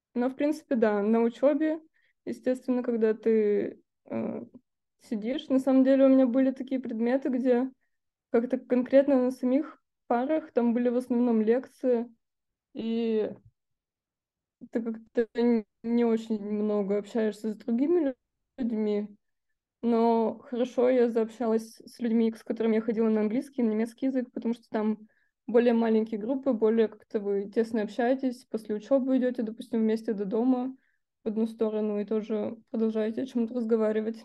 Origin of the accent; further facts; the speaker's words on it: Russia; я из России